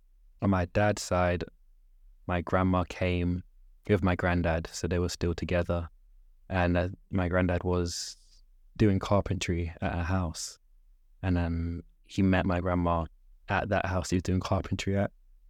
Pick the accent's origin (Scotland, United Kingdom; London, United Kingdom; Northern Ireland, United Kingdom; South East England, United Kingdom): London, United Kingdom; I'm 25 and from South London.